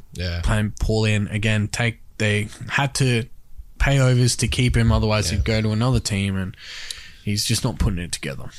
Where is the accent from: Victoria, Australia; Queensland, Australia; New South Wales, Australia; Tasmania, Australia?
Queensland, Australia; me being a Queenslander